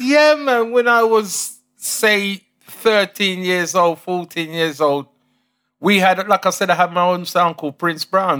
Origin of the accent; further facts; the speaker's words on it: London, United Kingdom; also born or lived in Chelsea, London / Saint Elizabeth, Jamaica (family lineage); I was born in Chelsea, Kings Road. Um, grew up in S W eleven Battersea